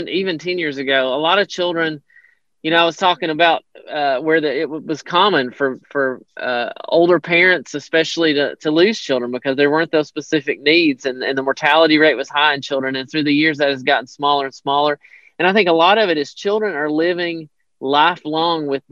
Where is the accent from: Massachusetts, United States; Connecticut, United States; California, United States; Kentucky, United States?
Kentucky, United States; Hyden; moved away as an adult; I grew up in Hyden, Kentucky, so I'm very familiar with that area